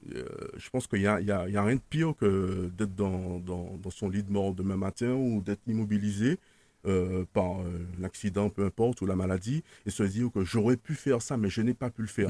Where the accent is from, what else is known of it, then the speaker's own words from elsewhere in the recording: Martinique; moved away; also born or lived in Paris region / Switzerland; Je, je suis né en Martinique, j'ai grandi en Martinique, j'étais scolarisé en Martinique